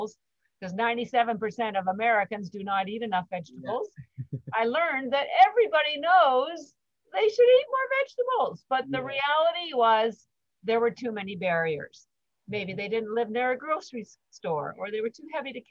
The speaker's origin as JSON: {"language": "English", "country": "Canada", "moved": "as an adult", "lives_now": "Boston, United States", "said": "I'm actually Canadian, but I've lived in Boston for 33 years, almost 34"}